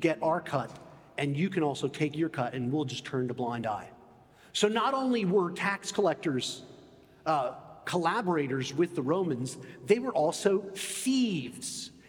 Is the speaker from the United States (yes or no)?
yes; United States; moved away; also born or lived in England